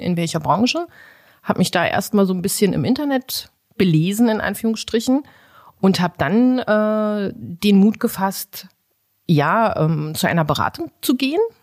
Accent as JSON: {"language": "German", "town": "Magdeburg", "region": "Saxony-Anhalt", "country": "Germany", "tie": "born or raised there", "also_born_or_lived": "Bulgaria", "said": "ich lebe hier in Magdeburg, seitdem ich fünf bin. Gebürtig bin ich eigentlich aus Bulgarien"}